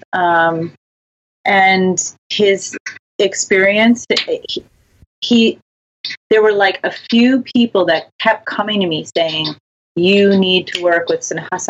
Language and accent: English; upstate New York, United States; moved away as an adult; also born or lived in India; I grew up in upstate New